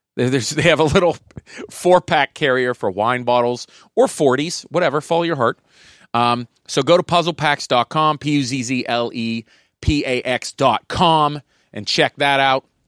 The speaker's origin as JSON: {"language": "English", "town": "Pittsburgh", "region": "Pennsylvania", "country": "United States", "tie": "born or raised there", "said": "my hometown of Pittsburgh"}